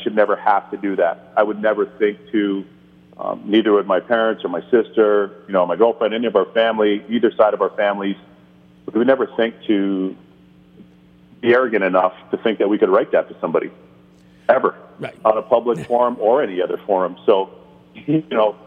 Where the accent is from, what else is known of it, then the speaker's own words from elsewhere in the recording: Canada; moved away as an adult; also born or lived in Barbados (ancestry); now in United States; Caribbean blood, and then be raised in Canada and learn the game in Canada and play the game in Canada